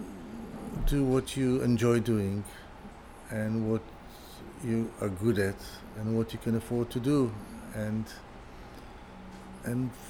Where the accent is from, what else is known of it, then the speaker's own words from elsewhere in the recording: Tel Aviv, Tel Aviv District, Israel; moved away as an adult; now in United Kingdom; I'm an Israeli. I'm from Tel Aviv. I built my world and my view of the world in Israel